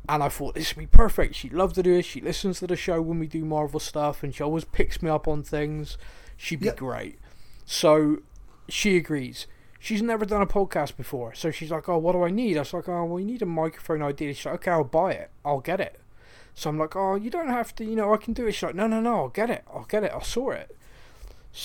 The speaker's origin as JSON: {"language": "English", "town": "Bristol", "region": "South West England", "country": "United Kingdom", "tie": "born or raised there", "said": "growing up in Bristol"}